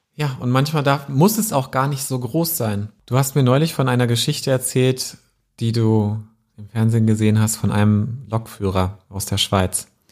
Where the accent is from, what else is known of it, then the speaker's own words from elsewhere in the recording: Wetzlar, Hesse, Germany; meiner Heimatstadt Wetzlar